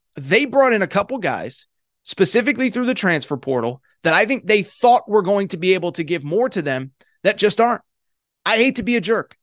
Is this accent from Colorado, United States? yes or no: no; Connecticut, United States; I'm from Connecticut, went to UConn